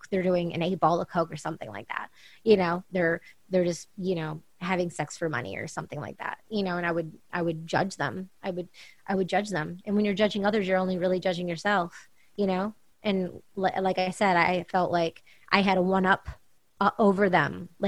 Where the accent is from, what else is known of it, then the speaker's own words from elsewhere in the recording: California, United States; growing up in California and being around all these different people and events and parties um, in LA and New York and Paris and London and around the world